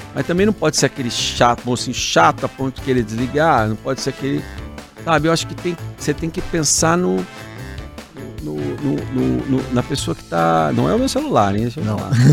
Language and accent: Portuguese; Curitiba, Paraná, Brazil; eu sou de Curitiba, né? Nascido em Curitiba